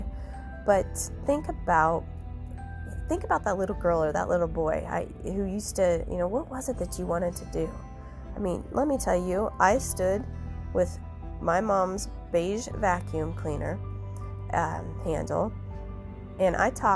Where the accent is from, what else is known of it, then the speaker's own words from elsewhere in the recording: Ottumwa, Iowa, United States; also born or lived in Gary, Indiana / Cedar Rapids, Iowa; I'm from a farm in southeastern Iowa. I went to, you know, all through school down there.